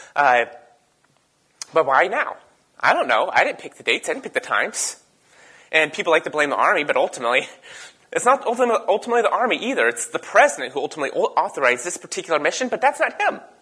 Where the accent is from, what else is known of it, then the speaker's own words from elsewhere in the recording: the Berkeley of the East Coast, United States; I grew up in the Berkeley of the East Coast.